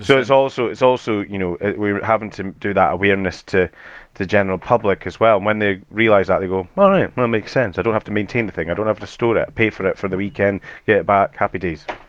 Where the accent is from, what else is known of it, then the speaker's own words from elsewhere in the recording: Edinburgh, Scotland, United Kingdom; accent: Scottish; so I'm from Edinburgh in Scotland, so we we don't have too it's not too much of a strong Scottish accent